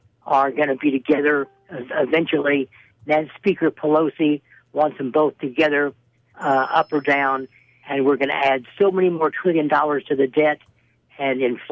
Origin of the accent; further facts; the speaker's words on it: Oklahoma, United States; I come from Oklahoma, and I'm old enough to remember the Great Society